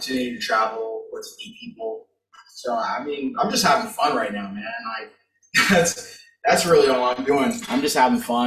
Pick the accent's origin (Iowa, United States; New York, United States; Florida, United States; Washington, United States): Florida, United States; moved away as an adult; also born or lived in California; now in Pennsylvania, United States; I'm from Florida. I'm from Florida. Like, I was born in California. I've lived in Florida my entire life